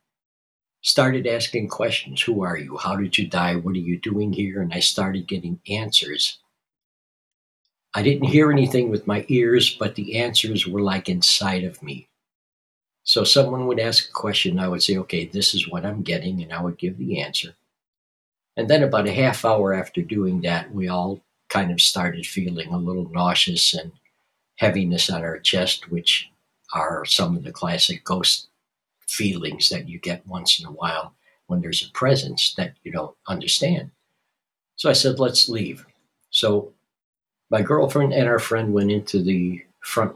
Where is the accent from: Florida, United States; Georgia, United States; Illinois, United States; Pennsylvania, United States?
Illinois, United States; Chicago; moved away as an adult; also born or lived in Los Angeles, California; I was born and raised in Chicago, but in 1972, I was in a band, moved to Los Angeles, California